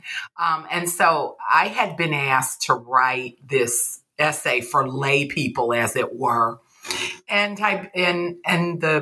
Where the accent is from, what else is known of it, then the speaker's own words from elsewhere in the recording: Deep South, United States; I'm from the Deep South, and, you know, I'm just not raised to be calling older people, you know, by their first name